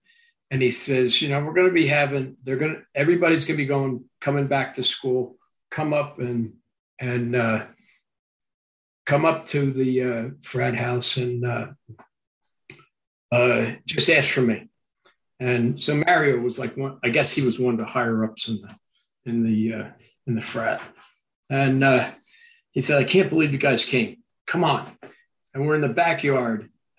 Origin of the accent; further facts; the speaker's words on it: New Brunswick, New Jersey, United States; growing up in New Brunswick, there was so much of that album that you could look around, you could place every one of those songs someplace in my hometown.